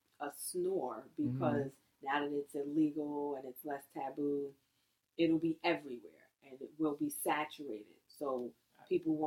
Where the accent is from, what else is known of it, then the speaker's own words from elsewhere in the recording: United States; I'm American and I'm proud